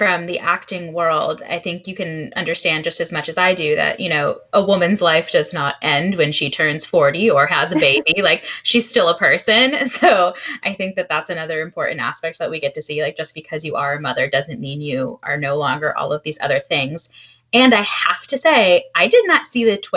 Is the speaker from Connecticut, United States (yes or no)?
yes; Fairfield, Connecticut, United States; I grew up in Fairfield, like right next to Westport